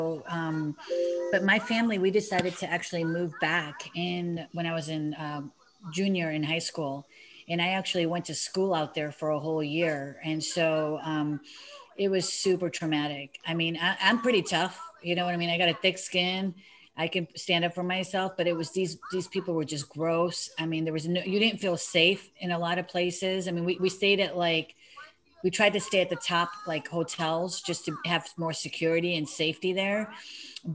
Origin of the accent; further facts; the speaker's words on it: United States; I was from America